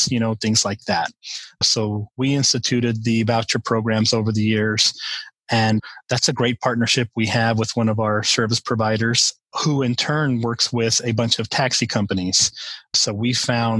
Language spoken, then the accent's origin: English; El Paso, Texas, United States; I grew up in El Paso, Texas, right on the border with Mexico and New Mexico and far West Texas